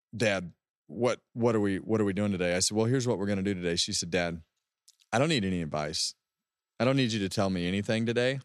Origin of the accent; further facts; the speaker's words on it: West Coast, United States; I'm from the West Coast